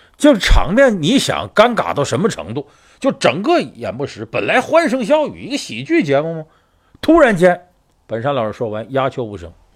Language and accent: Chinese; Northeast China, China; 我是东北人有直接关系，我们打小呢接受这些四六八句儿的一些教育